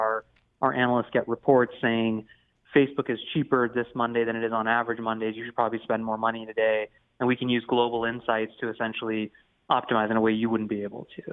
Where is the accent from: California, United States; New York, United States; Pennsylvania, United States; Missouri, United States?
Missouri, United States; St. Louis; I'm born and raised in St. Louis